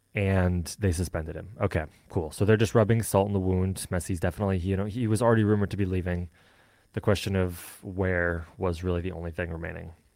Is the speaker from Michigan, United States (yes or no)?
yes; Michigan, United States; I am from Michigan